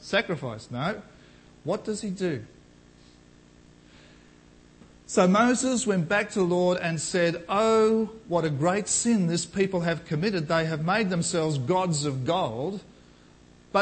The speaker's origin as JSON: {"language": "English", "country": "Australia", "said": "as an Australian, let alone a Christian Australian"}